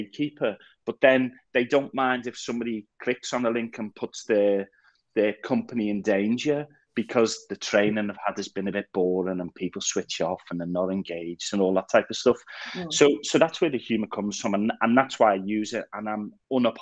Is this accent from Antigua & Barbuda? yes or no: no; Liverpool, North West England, United Kingdom; growing up in Liverpool in the 80s, through mass unemployment and all of that type of stuff